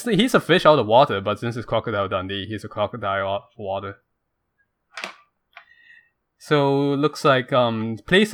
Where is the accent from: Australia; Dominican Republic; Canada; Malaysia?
Malaysia; now in United States; I come from Malaysia